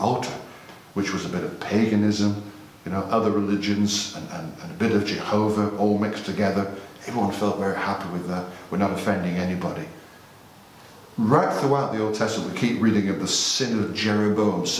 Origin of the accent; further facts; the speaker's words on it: United Kingdom; because we're British